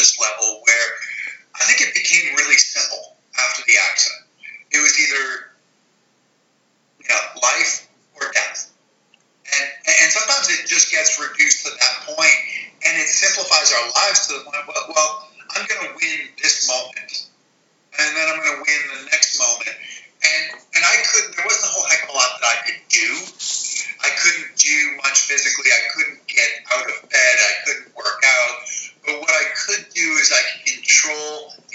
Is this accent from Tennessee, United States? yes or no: no; Western Massachusetts, United States; I grew up in Western Massachusetts, about an hour and a half west of Boston.